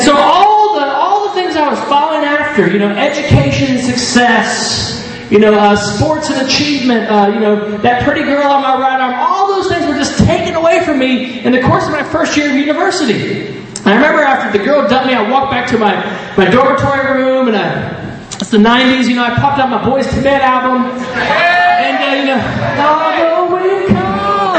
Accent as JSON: {"language": "English", "country": "United States", "tie": "born or raised there", "moved": "yes", "said": "I grew up in the States. You probably figured that out with the accent"}